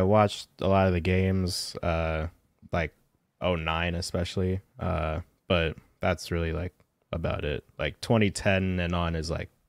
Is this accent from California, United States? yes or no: yes; Southern California, United States; I'm from SoCal.